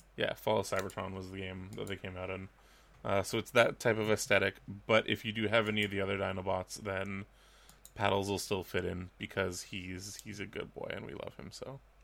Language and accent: English; Vancouver, British Columbia, Canada; I'm from Vancouver.